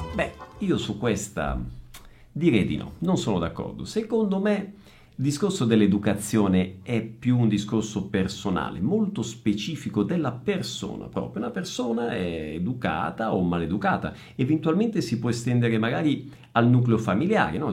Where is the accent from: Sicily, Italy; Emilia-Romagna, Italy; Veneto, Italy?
Sicily, Italy; Messina; moved away; also born or lived in Northern Italy; da meridionale, quindi da siciliano, quindi io sono un italiano del Sud nato a Messina, però ho vissuto circa 15 anni al Nord e circa 15 anni al Sud